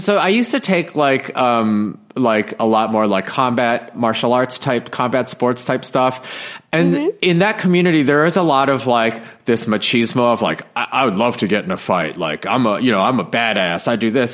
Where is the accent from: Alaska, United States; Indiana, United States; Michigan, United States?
Michigan, United States; moved away as an adult; also born or lived in New York; I was born in Michigan. I'm you know, Midwestern Asian person